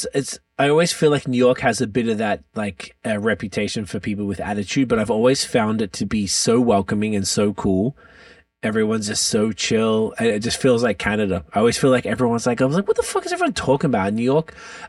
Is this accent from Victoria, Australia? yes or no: yes; Melbourne, Victoria, Australia; I'm from Melbourne, Australia, and Melbourne is, I heard Greek was the second most Greeks outside of Athens.